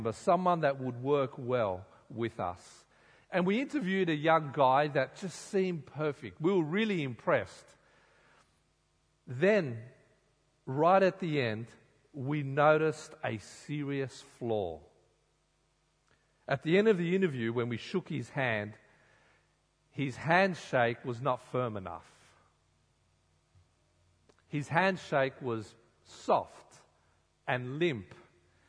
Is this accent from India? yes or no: no; Sydney, New South Wales, Australia; I grew up in Sydney